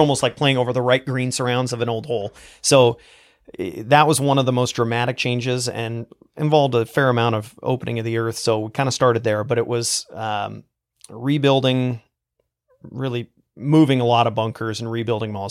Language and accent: English; Eastern Oregon, United States; I grew up in Eastern Oregon in a very small town